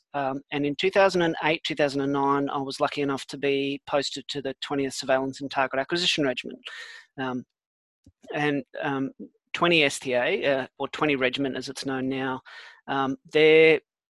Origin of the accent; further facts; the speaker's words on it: Australia; also born or lived in South Africa; I was born in South Africa as well. I moved to Australia when I was 10, and when I left school, I joined the army